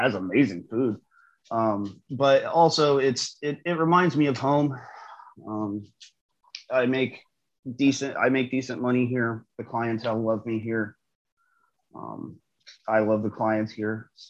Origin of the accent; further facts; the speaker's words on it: Indiana, United States; also born or lived in North Carolina / Atlanta / Oregon; now in St. Louis, United States; I'm originally from the Midwest, originally from Indiana, which my hometown from St. Louis is like 4 hours away